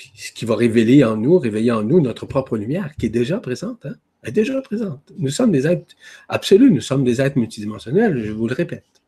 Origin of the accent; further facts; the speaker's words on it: Quebec, Canada; chez nous au Québec